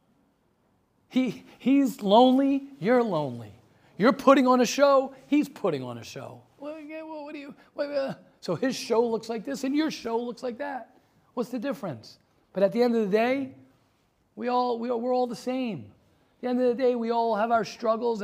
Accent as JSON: {"language": "English", "town": "Baltimore", "region": "Maryland", "country": "United States", "said": "I'm from Baltimore"}